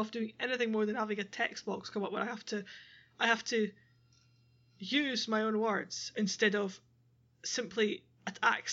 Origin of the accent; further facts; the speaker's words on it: Scotland, United Kingdom; I'm Scottish